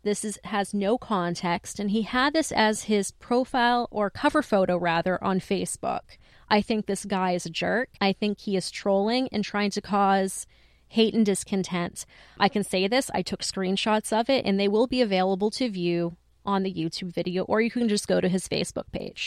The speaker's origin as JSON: {"language": "English", "town": "Lisbon", "region": "Maine", "country": "United States", "tie": "born or raised there", "said": "I grew up in Lisbon, which is another mill town to the south"}